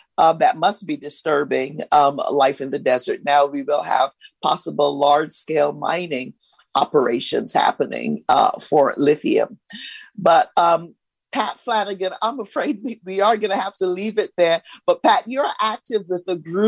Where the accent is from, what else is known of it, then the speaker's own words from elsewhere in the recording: Barbados; moved away; also born or lived in East Los Angeles; I grew up in Barbados in a small village.